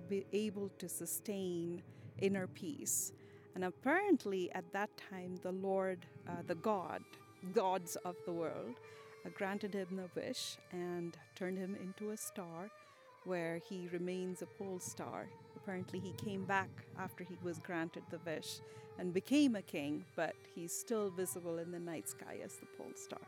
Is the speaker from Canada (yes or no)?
no; India; moved away as an adult; now in Utah, United States; I am born and raised in India